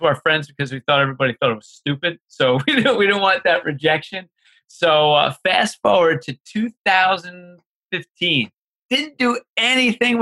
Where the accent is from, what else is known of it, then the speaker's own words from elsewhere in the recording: Manalapan, New Jersey, United States; also born or lived in South Brunswick, New Jersey; we grew up in Manalapan, New Jersey, and that's like in the central part of the state